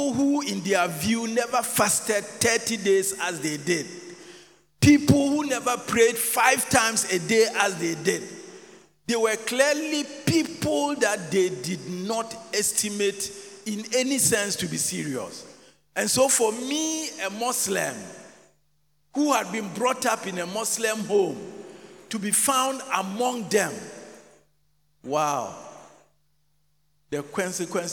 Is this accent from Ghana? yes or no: yes; Aboabo/Aiyaa Zongo near Tech, Ashanti, Ghana; growing up in Aija Zongo, just not too far from Tech